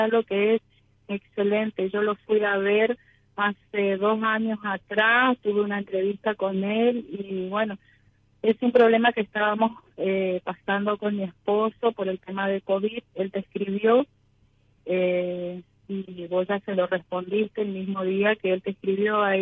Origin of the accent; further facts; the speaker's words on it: Resistencia, Chaco, Argentina; De Resistencia Chaco.